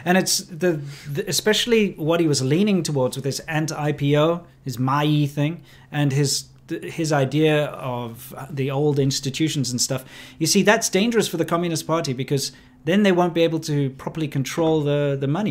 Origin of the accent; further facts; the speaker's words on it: South Africa; moved away as an adult; also born or lived in China; growing up in South Africa